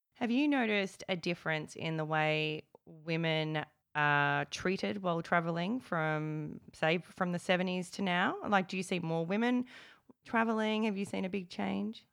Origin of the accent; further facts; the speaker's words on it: Melbourne, Victoria, Australia; I'm from Melbourne